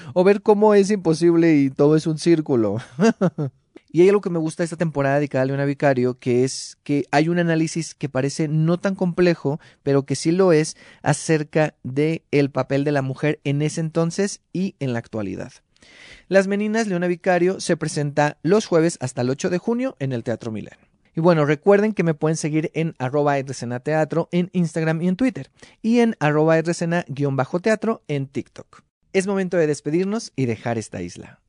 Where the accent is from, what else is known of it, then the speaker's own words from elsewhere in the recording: Mexico; nuestra identidad como mexicanos en la actualidad